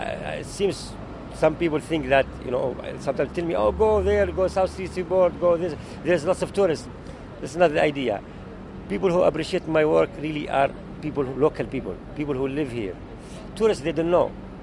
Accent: Jerusalem, Israel; also born or lived in Middle East; I was born in Jerusalem. And really, art gave me hope, gave me love, gave me what I was missing, you know, as I grew up in the middle of the chaos there, you know, in the Middle East.

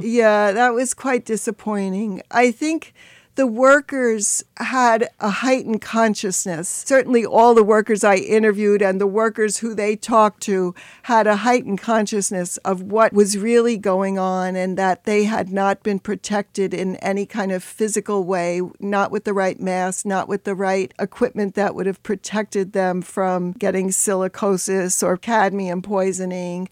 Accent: New York City, New York, United States; I grew up in the Bronx

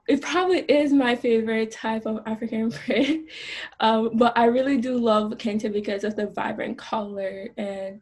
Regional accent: Jamaica; I grew up in Jamaica

